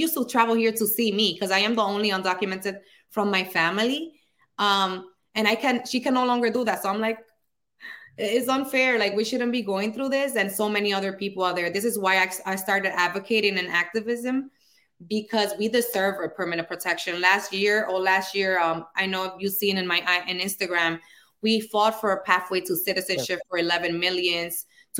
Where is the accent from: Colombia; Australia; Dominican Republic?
Dominican Republic; now in United States; I'm from the Dominican Republic. And last time I visited was 1999.